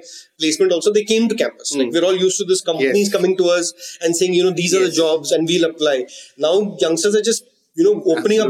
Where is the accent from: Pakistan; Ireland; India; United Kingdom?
India; North Karnataka; I grew up in North Karnataka where people use abusive language very frequently